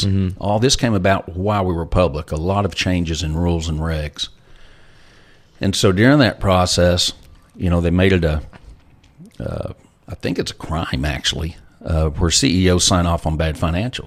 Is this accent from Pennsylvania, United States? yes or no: no; Lubbock, Texas, United States; I grew up in Lubbock, Texas